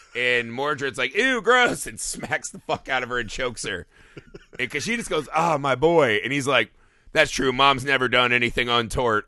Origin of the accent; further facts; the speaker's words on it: United States; we were raised in America